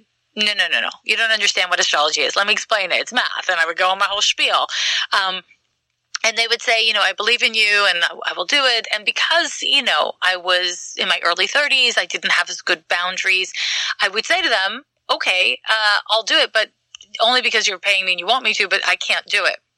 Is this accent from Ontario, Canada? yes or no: no; Quebec, Canada; moved away; I'm from Quebec